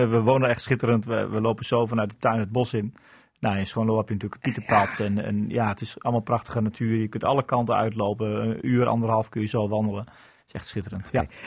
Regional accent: Hoogeveen, Drenthe, Netherlands; also born or lived in Bolsward; Getogen in Hoogveen.

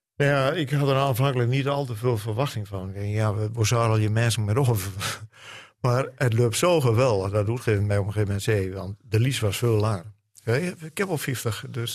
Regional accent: Grolloo, Drenthe, Netherlands; accent: Drents; first language Drents; Dutch is a second language; Drents. Uh, het is mijn moedertaal. Het is een, een taal die mij verbindt met alles wat hier in Drenthe is

